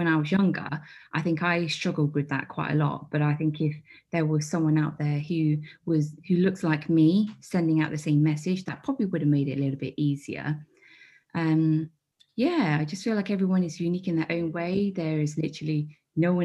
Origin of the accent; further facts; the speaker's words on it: Midlands, United Kingdom; growing up in the Midlands, I think there was like me and one other like Chinese person.